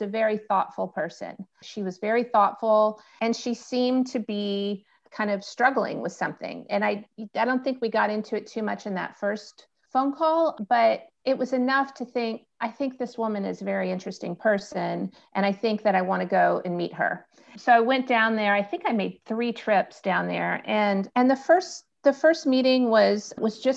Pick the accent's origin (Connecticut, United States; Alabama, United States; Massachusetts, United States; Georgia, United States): Alabama, United States; I'm from the South. I'm from Alabama.